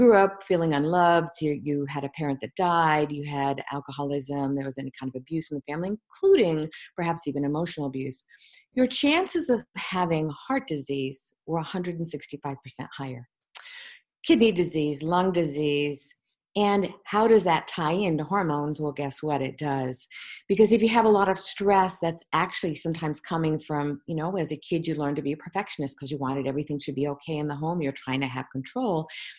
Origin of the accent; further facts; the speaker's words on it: Virginia Beach, Virginia, United States; And I grew up in Virginia Beach after that, and Edgar Casey's foundation was there.